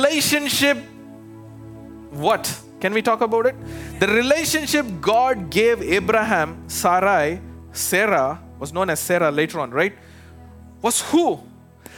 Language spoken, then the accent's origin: English; India; moved away as an adult; now in United States